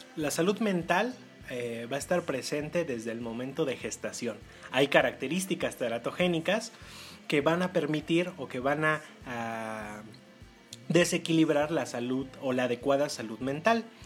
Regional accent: Puebla, Mexico; para nosotros como, como poblanos, pues eh, resulta ser muy cotidiano hablar eh, de manera directa a las personas

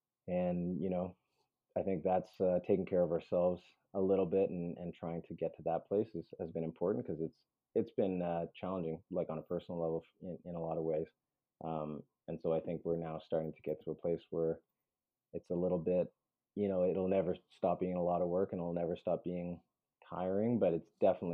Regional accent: Peru; born there; I am adopted. I was born in Peru.

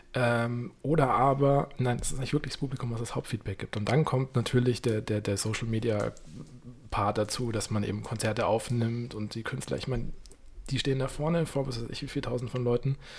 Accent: Munich, Bavaria, Germany; wie man das als Münchner kennt, als Kind mit den Großeltern mal hier im Winter im Zirkus Krone

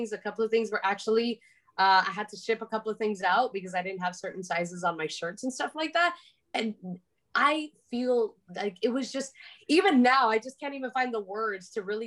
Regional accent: Miami, Florida, United States; I was loudly and super, super proudly born and raised in Miami

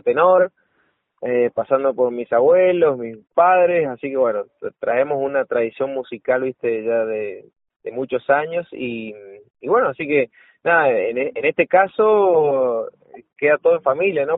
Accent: San Juan, Argentina; De cómo somos los sanjuaninos

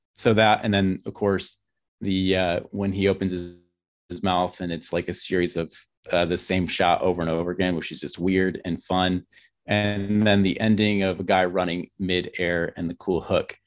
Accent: Grand Rapids, Michigan, United States; moved away as an adult; now in Bariloche, Argentina; I'm from Grand Rapids, Michigan, but, uh, we're living in the Patagonia region of Argentina.

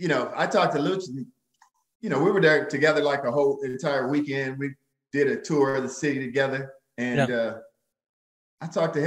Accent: St. Louis, Missouri, United States; in my hometown of St. Louis, Missouri

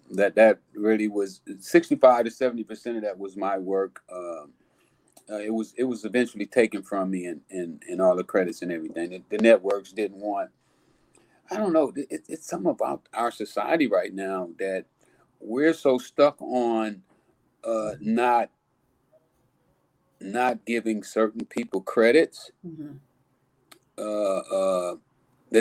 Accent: Los Angeles, California, United States; I grew up in South Central Los Angeles.

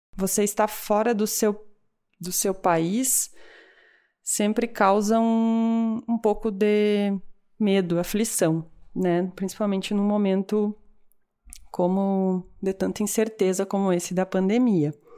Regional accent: Brazil; moved away as an adult; eu, enquanto brasileira

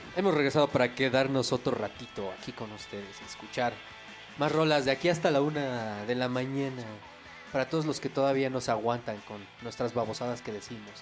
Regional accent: Mexico City, Mexico; De aquí, de la Ciudad de México

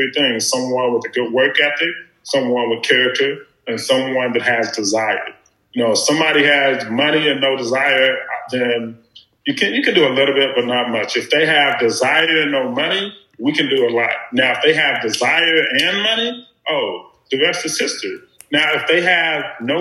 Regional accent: Beattyville, Kentucky, United States; growing up in Beattyville, Lee County, we didn't have a lot of resources

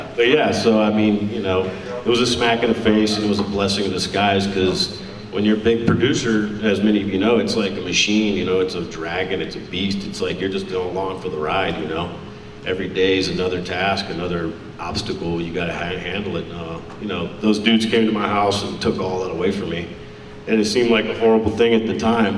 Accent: Richmond, Virginia, United States; I'm from Richmond, Virginia, as well

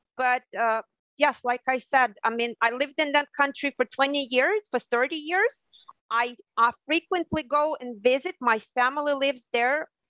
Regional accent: Ukraine; moved away as an adult; also born or lived in Krasny Liman, Ukraine / Odesa, Ukraine / Germany; now in Hawaii, United States; So uh, in the northern Ukraine, I spent the first 10 years of my life, I believe. I started my elementary school there. And then I moved uh, to the southern Ukraine, to Odessa, and I lived there for the next 20 years

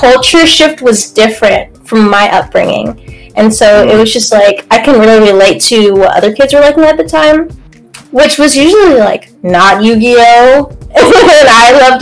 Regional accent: Atlanta, Georgia, United States; moved away as an adult; also born or lived in Hawaii; now in Columbus, United States; I was born in Hawaii. Moved to Metro Atlanta

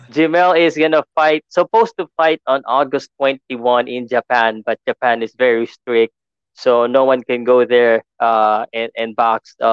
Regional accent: Philippines; here in the Philippines we love boxing so much

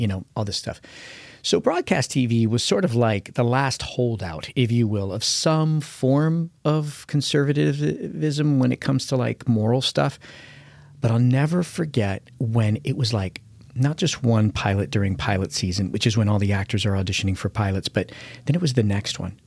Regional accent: United States; as an American

